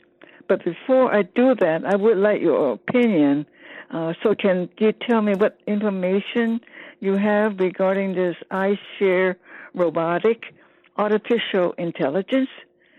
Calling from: San Francisco, California, United States; I'm calling from San Francisco, KDOW

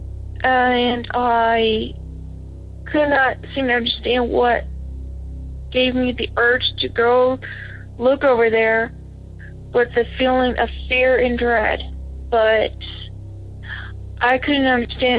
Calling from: Batesville, Arkansas, United States; I'm calling from Batesville, Arkansas.

